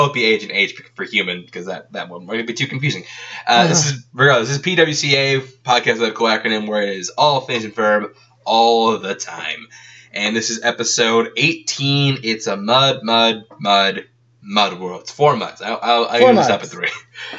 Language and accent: English; Texas, United States; I'm from Texas, and, like, that's where I got my first license.